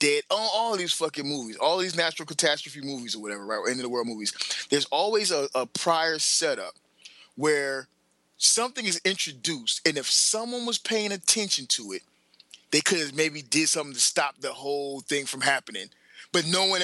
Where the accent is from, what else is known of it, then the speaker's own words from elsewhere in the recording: the South, United States; I'm from the South